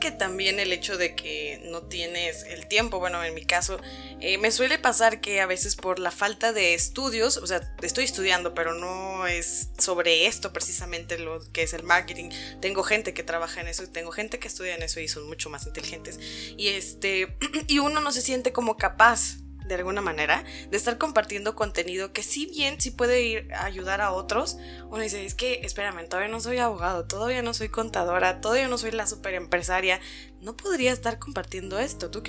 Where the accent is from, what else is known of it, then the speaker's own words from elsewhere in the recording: Guadalajara, Jalisco, Mexico; porque ya se acuerdan ustedes que nosotros somos de Guadalajara, nosotros no somos de San Luis Potosí